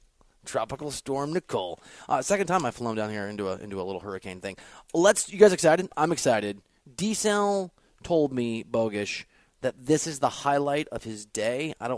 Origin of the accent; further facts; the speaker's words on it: Dubuque, Iowa, United States; also born or lived in Green Bay, Wisconsin; Because my family lived in Green Bay for a while. And I'm from Dubuque, Iowa, which is like right on the border of Wisconsin, Illinois, and Iowa.